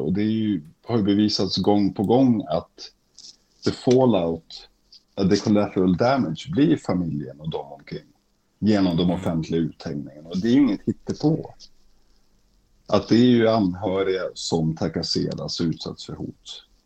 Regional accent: Umeå, Västerbotten County, Sweden; now in Stockholm, Sweden; när jag växte upp i Umeå

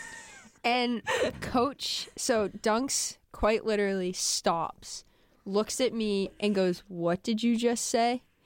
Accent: New Hampshire, United States; moved away; I'm from New Hampshire and say bagel

